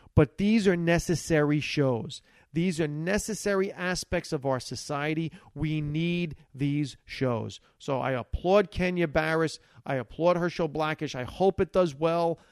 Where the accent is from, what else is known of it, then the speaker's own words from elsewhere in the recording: Hackensack, New Jersey, United States; first language Italian; English is a second language; growing up in Hackensack, New Jersey, was the fact that we were Italian immigrants